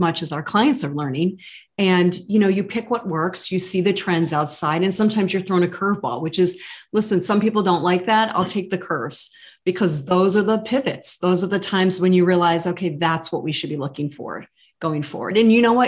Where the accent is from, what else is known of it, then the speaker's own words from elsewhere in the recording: Buffalo, New York, United States; moved away as an adult; also born or lived in Boston, Massachusetts; Born and bred in Buffalo, moved to Boston, Mass to be an advisor